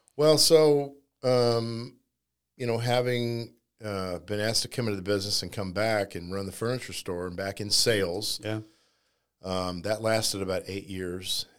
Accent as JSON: {"language": "English", "town": "Kansas City", "region": "Missouri", "country": "United States", "tie": "born or raised there", "moved": "as an adult", "lives_now": "St. Louis, United States", "said": "I grew up in Kansas City"}